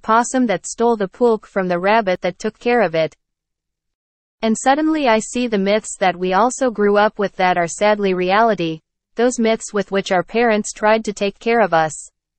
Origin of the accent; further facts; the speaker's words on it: Ciudad Juarez, Chihuahua, Mexico; also born or lived in Mexico City, Mexico / California, United States; I am very proudly from Juarez, the son of migrants from Jalisco who settled here in Ciudad Juarez before I was born. I studied here in the city. Then I studied in Mexico City and California.